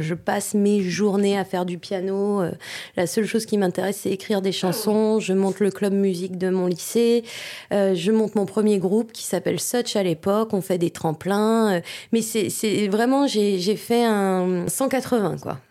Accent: Vosges, Grand Est, France; moved away; je suis franco-allemande et, euh, quand j'étais petite, je vivais dans les Vosges

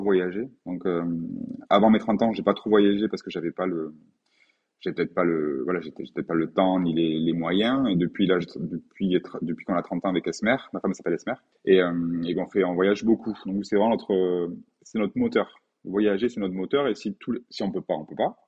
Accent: Pau, Nouvelle-Aquitaine, France; je suis né à Pau, euh, un 15 octobre 1982 à 5h15

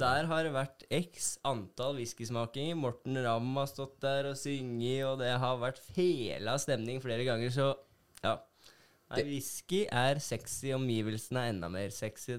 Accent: Hønefoss, Buskerud, Norway; moved away as an adult; now in Bergen, Norway; jeg er fra Hønefoss

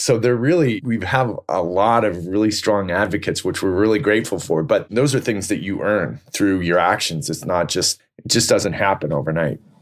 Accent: Silicon Valley, California, United States; I grew up in Silicon Valley

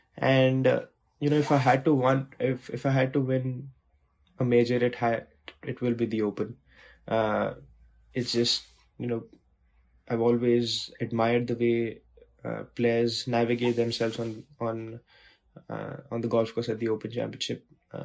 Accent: India; you grow up watching it, and growing up in India watching it, it was always very, very close to my heart

